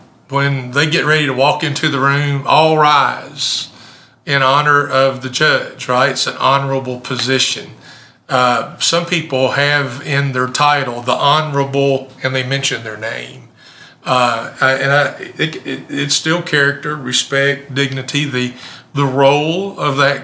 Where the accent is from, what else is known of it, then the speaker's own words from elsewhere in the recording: Campbellsville, Kentucky, United States; also born or lived in Decatur, Illinois / Elberfeld, Indiana / Maryville, Tennessee / Somerset, Kentucky; when I was seven, we moved to Kentucky. Now, I'm not native Kentuckian, but I'm a Kentucky boy. I grew up in Summersville, Camelsville, only a few miles apart